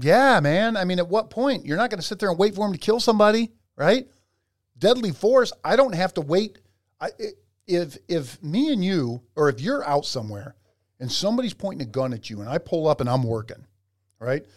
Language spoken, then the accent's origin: English; North Ridgeville, Ohio, United States; I'm coming from North Ridgeville, Ohio